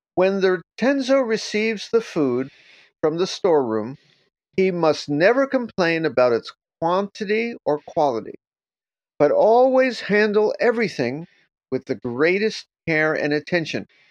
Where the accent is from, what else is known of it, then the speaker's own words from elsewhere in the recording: New York, United States; I'm from New York